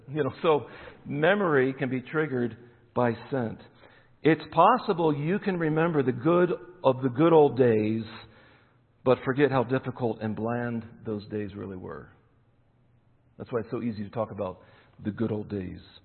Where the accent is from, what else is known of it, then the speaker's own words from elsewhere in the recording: Eastern Pennsylvania, United States; moved away; I'm born in Eastern Pennsylvania, so I still follow Penn State